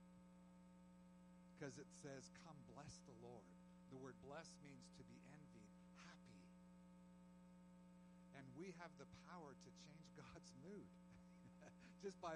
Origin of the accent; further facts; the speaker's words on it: Canada; my own family was, you know, born and brought up in Canada, and so have